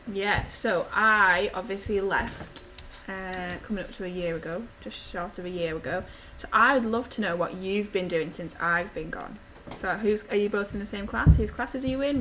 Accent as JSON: {"language": "English", "town": "Ulverston", "region": "North West England", "country": "United Kingdom", "tie": "born or raised there", "also_born_or_lived": "Chester", "said": "I am from Ulverston, so I went to primary school, I went to St Mary's in Ulverston, and then I went to Ulverston Victoria High School"}